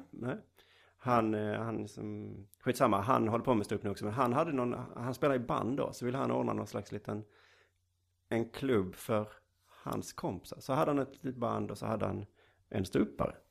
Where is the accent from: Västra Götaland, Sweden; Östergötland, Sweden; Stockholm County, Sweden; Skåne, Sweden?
Skåne, Sweden; Lund; jag är född i Lund